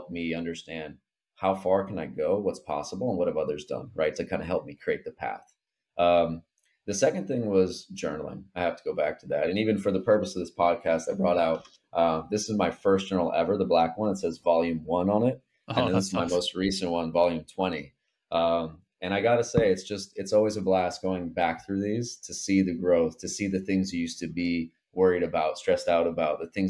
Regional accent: Port St. Lucie, Florida, United States; as a 20-year-old kid growing up in Port St. Lucie, Florida

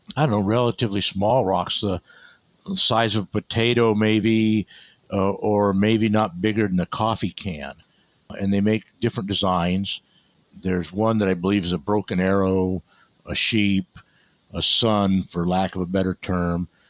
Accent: Barstow, California, United States; also born or lived in Needles, California; a little bit in Needles, California, and Barstow, California. So it's Mojave Desert

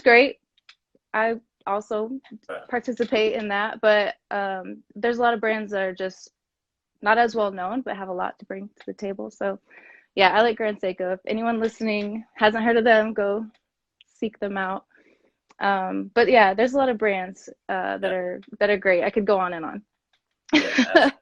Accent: Kansas City, United States; moved away as an adult; also born or lived in San Diego; I'm from Kansas City

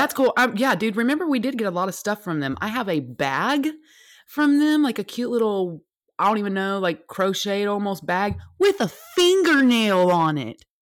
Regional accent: United States; I'm an American

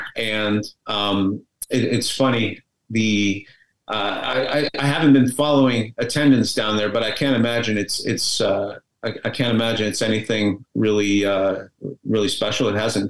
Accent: Montreal, Quebec, Canada; I mean, the one that they built in my hometown of Montreal was pretty bad.

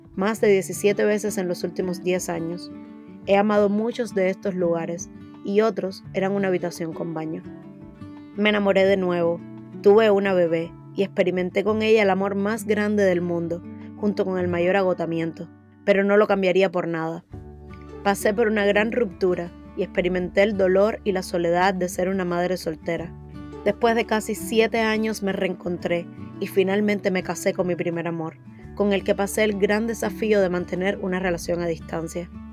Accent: Cuba; moved away as an adult; now in United States; Nací en Cuba, un país con un régimen totalitario donde el miedo a hablar o pensar en libertad es un miedo cotidiano

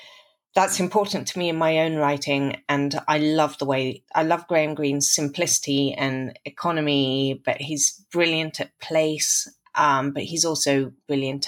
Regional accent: Stratford-upon-Avon, West Midlands, United Kingdom; now in New York City, United States; I come from Stratford-on-Avon

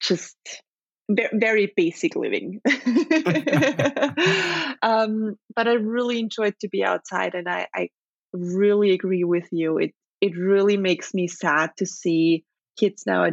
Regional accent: Leoben, Styria, Austria; English is a second language; moved away as an adult; also born or lived in Venezuela; now in Upper Austria, Austria; I grew up in a city called Leoben, which is the second largest city in the state of Styria

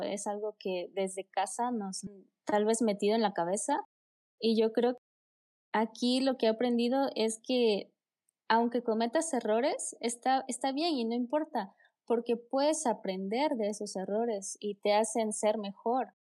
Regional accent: Oaxaca, Mexico; yo soy de Oaxaca, México.

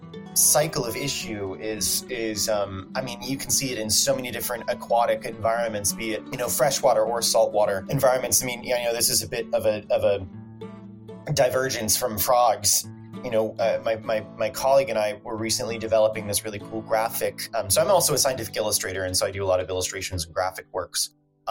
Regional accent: Atlanta, Georgia, United States; now in Chicago, United States; I'm from Atlanta, Georgia

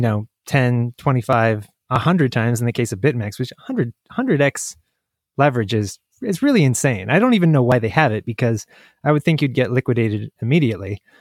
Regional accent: United States; I'm American

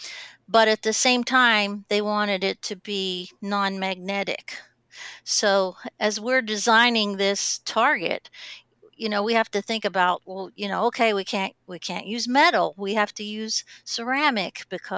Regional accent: Pittsburgh, Pennsylvania, United States; I grew up in Pittsburgh

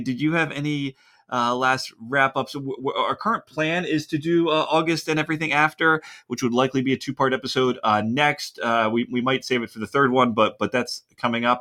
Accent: Philadelphia, Pennsylvania, United States; moved away as an adult; now in Southern California, United States; I'm originally from Philadelphia

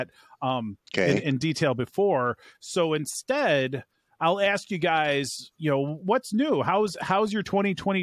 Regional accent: Chicago, Illinois, United States; I'm from Chicago

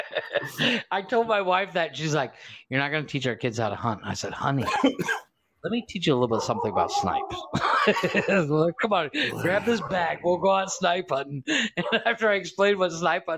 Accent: Ohio, United States; growing up in Ohio

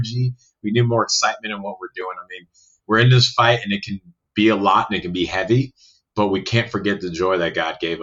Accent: Chicago, Illinois, United States; I grew up in North Shore, Chicago

